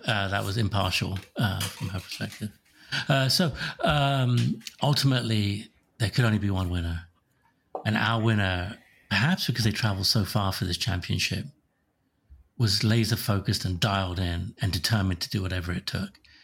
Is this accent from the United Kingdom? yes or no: yes; Slough, South East England, United Kingdom; now in Sammamish, United States; Slough, which is my hometown in England